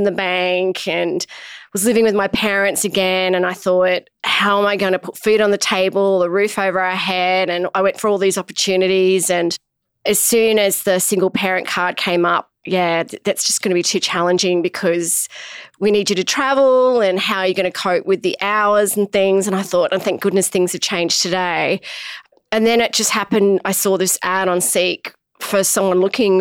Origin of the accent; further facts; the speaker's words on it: Australia; also born or lived in Shanghai, China; I grew up in Australia